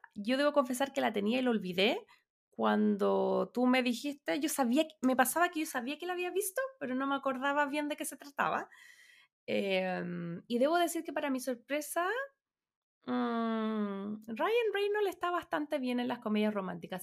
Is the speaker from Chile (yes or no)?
yes; Chile; vengo de Chile